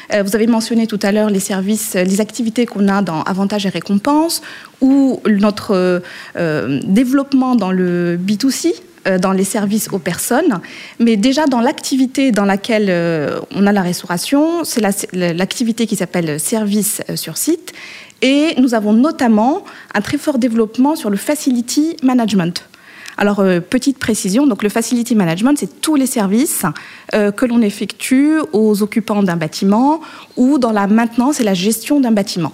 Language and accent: French; Morocco; moved away; je suis née et j'ai été élevée au Maroc.